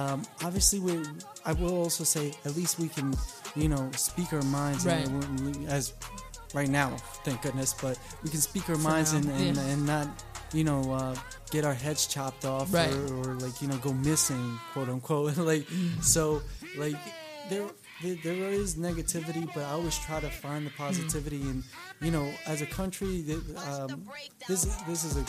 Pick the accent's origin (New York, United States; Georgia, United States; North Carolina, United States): New York, United States; Hampton Bays; I grew up in the Hamptons, Hampton Bays